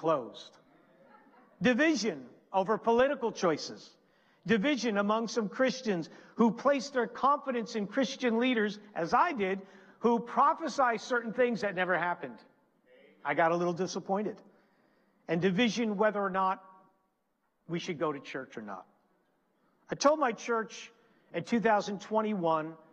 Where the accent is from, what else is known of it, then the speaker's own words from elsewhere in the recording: New Jersey, United States; moved away; also born or lived in Pennsylvania; I'm originally from New Jersey. Our church is in Pennsylvania.